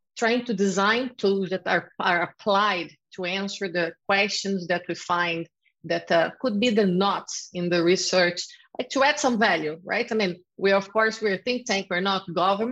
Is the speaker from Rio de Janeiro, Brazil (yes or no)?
yes; Rio de Janeiro, Brazil; I'm from Rio de Janeiro, and there we always had the problem of police brutality.